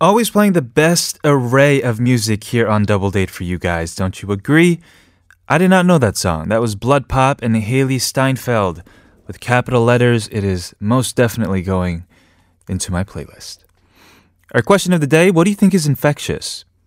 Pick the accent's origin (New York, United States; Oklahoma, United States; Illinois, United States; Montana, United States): New York, United States; moved away as an adult; also born or lived in New Hampshire; now in Korea; New York, where I'm from. My hometown is, is you know, is just the only place that I really knew in my life outside of New Hampshire